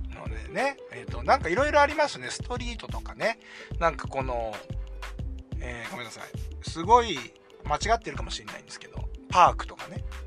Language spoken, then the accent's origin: Japanese; Kujukuri coast, Chiba, Japan; 千葉の結構田舎の方に、九十九里浜の方にね、僕はあのー、え出身なんで、あっちの方で育った